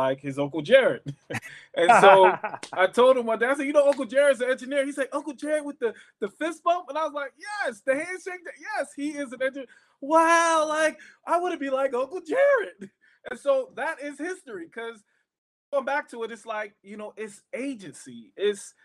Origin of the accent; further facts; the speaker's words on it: Philadelphia, Pennsylvania, United States; also born or lived in Pittsburgh; I grew up in Philadelphia too